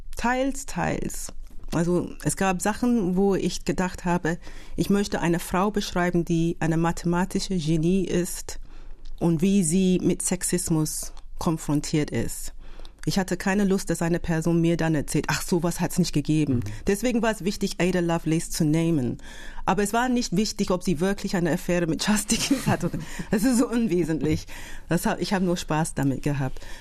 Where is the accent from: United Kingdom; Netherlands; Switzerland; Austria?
United Kingdom; London; German is a second language; moved away as an adult; now in Berlin, Germany; ich bin in Großbritannien ja, geboren, aufgewachsen